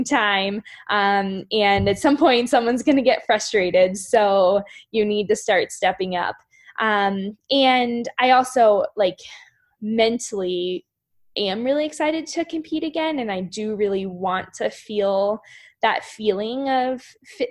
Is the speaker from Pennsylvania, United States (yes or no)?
yes; Shippensburg, Pennsylvania, United States; Shippensburg, Pennsylvania. Very small, rural, south central Pennsylvania, near Gettysburg, Harrisburg, that area